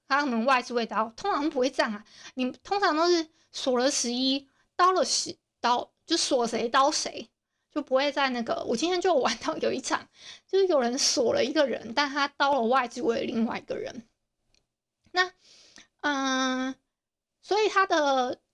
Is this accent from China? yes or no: no; Hualien County, Taiwan; accent: Hualien accent; 我自己觉得我花，花莲腔蛮重的，我不知道你们知不知道我是花莲人